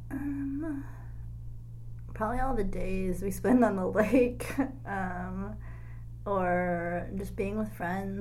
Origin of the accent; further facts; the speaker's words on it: Hartland, Michigan, United States; moved away as an adult; now in Austin, United States; I'm from Heartland, Michigan, which is located south of Flint and north of Ann Arbor, Michigan